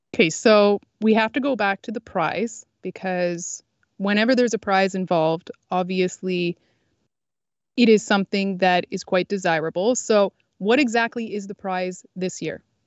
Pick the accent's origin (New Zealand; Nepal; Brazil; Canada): Canada; I grew up in Canada. I live in Canada.